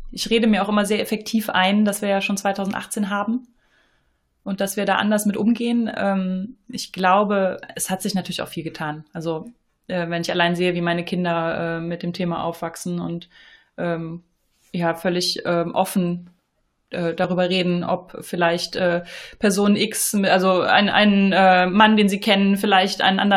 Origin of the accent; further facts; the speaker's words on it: Eifel, Germany; kommen beide aus der Eifel